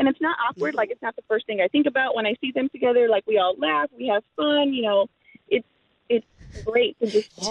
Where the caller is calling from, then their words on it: Texas, United States; I'm listening from South Texas.